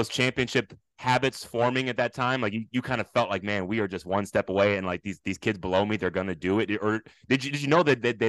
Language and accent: English; United States; also born or lived in Japan; And of course, I'm a proud American. I've grown up here, you know, for the majority